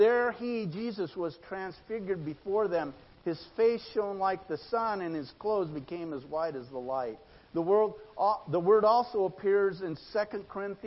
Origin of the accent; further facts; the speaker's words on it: Idaho, United States; moved away; I grew up in Idaho